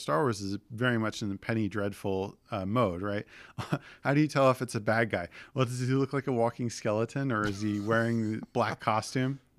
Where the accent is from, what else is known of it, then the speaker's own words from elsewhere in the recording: Southern New Jersey, United States; As someone who grew up in, in Southern New Jersey